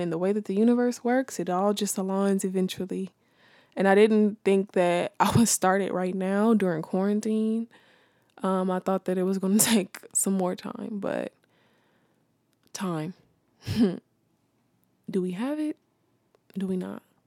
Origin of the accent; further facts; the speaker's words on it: Los Angeles, California, United States; I'm from South Central California. Um, born and raised